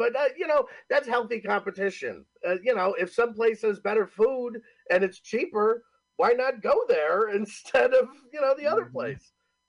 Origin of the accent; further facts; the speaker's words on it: Homer, New York, United States; now in Cortland, United States; so technically I'm from Homer, New York, live in Cortland, New York, which is like 45 minutes south of Syracuse